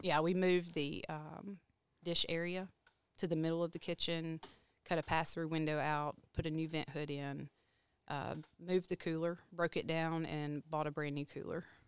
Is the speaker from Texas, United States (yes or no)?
yes; Texarkana, Texas, United States; moved away; I'm from Texarkana, Texas